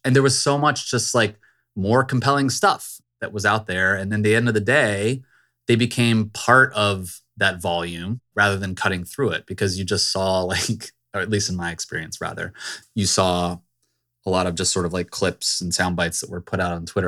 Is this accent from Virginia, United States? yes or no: yes; Virginia suburbs, United States; I grew up in the Virginia suburbs